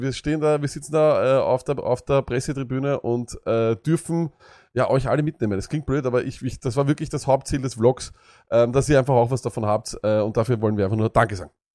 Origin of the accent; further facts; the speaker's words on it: Austria; also born or lived in Vienna; Auch für uns als Österreicher